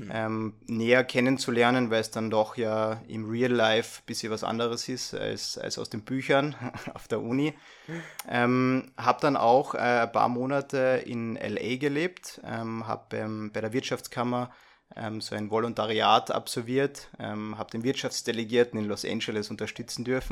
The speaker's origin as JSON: {"language": "German", "area": "near Lake Millstatt", "region": "Carinthia", "country": "Austria", "tie": "born or raised there", "accent": "Carinthian dialect", "moved": "as an adult", "lives_now": "Vienna, Austria", "said": "komme ich ursprünglich aus Kärnten. so ganz habe ich meinen Dialekt noch nicht abgelegt. Ähm, bin in der Nähe vom Mühlstädter See äh, geboren und aufgewachsen"}